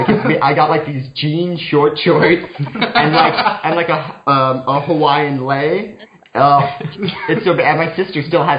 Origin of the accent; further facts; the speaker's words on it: Canada; also born or lived in Ottawa; Because we're, like, from, like, southern area Canada.